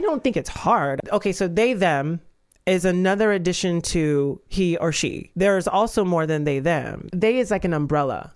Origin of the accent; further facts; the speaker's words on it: Georgia, United States; I'm from the South and from Georgia